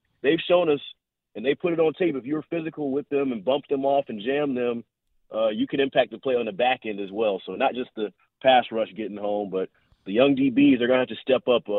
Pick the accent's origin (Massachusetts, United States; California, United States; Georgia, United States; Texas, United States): Georgia, United States; Atlanta; moved away as an adult; also born or lived in Lilburn, Georgia; now in Kansas City, United States; growing up in the Atlanta area